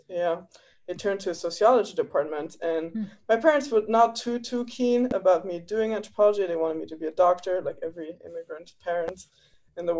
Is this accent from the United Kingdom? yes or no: no; Luxembourg; moved away as an adult; now in United States; I'm from Luxembourg originally